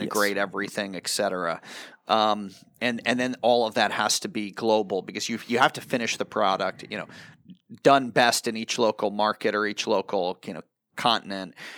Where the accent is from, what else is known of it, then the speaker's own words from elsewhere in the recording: United States; as an American, I was, I was a soccer player in America, a goalkeeper